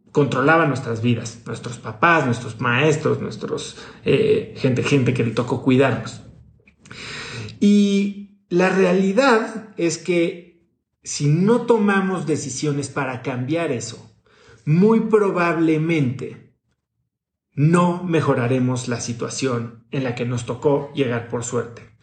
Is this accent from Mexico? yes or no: yes; Mexico; born or raised there; moved away as an adult